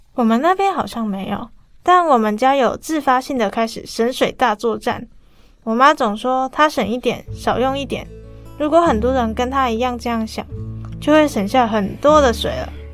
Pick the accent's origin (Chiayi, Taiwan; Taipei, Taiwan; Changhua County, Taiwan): Changhua County, Taiwan; 我的家乡彰化